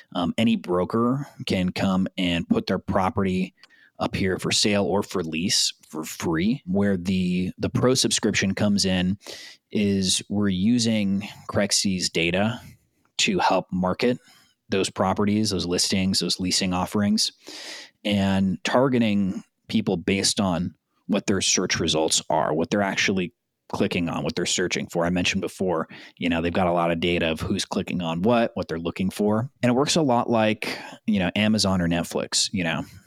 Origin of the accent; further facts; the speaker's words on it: South Bay, Southern California, United States; also born or lived in San Pedro / South Florida; born and raised in Southern California, uh, South Bay specifically. I was born in San Pedro. Grew up in the South Bay